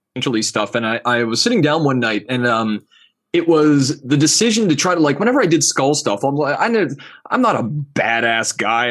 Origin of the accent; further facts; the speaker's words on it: Canada; being a Canadian, you know, like, from up here